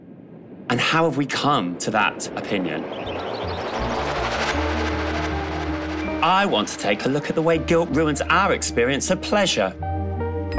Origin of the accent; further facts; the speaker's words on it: Bristol, South West England, United Kingdom; As a young queer kid growing up in Bristol, surrounded by very working class surroundings